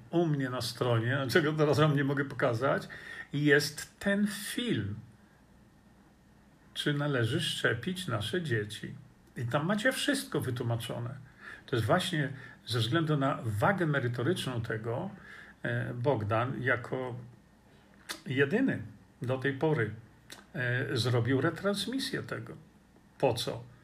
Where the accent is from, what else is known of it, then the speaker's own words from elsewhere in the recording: Australia; Bardzo mi przykro z tego powodu, bo ja jestem Australijczykiem.